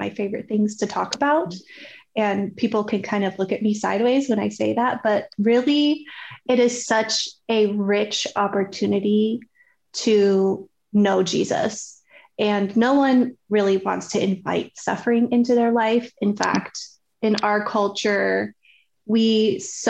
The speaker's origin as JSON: {"language": "English", "region": "Colorado", "country": "United States", "moved": "as an adult", "lives_now": "Dallas, United States", "said": "We're actually originally from Colorado and now we live in Dallas."}